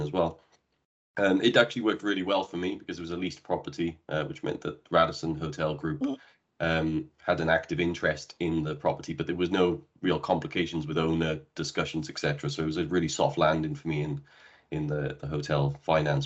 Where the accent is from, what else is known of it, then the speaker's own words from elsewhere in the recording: Cardiff, Wales, United Kingdom; moved away as an adult; also born or lived in Bristol / Brazil / Dubai; I'm originally from Wales in the UK, where I had my first hotel job back when I was 18 years of age, at a local hotel just around the corner from where I grew up